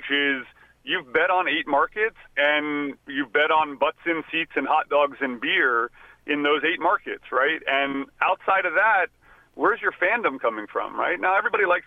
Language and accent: English; Texas, United States; I was born in Texas